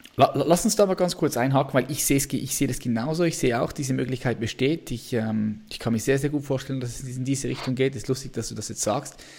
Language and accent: German; Switzerland; ich bin Schweizer